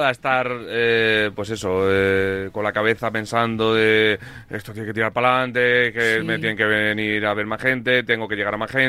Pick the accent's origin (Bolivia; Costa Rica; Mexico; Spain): Spain; Gijón, Asturias; yo soy asturiano, medio asturiano.